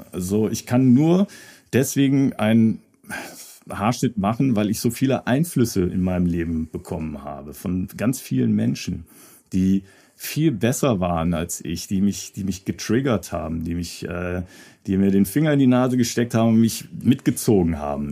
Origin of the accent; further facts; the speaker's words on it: Hahn near Düsseldorf, North Rhine-Westphalia, Germany; moved away as an adult; also born or lived in London / Hamburg; ich will jetzt nicht wieder dahin zurück, wo ich herkomme. Ne? So Hahn mhm. bei Düsseldorf